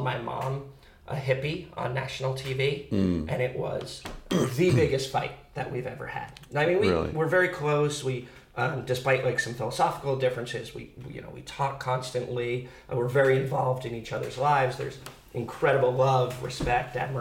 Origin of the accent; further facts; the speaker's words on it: Santa Cruz, California, United States; I was born and raised in Santa Cruz